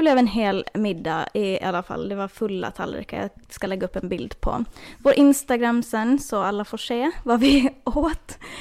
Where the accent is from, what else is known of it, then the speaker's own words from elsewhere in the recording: Åland Islands; now in Florida, United States; hemma på Åland